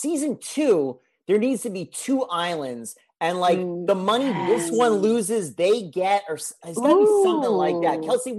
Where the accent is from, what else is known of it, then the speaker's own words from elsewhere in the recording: United States; because I'm American